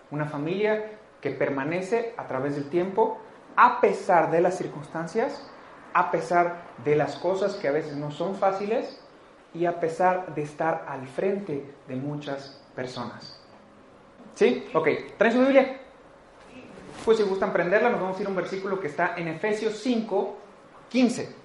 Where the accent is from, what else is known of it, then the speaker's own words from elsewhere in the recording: Mexico; Como cultura mexicana, como cultura latina